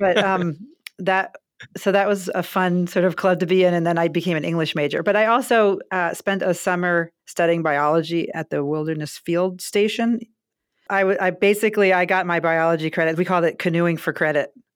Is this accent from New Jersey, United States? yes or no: no; Baltimore, Maryland, United States; moved away as an adult; also born or lived in Grinnell; I grew up in Baltimore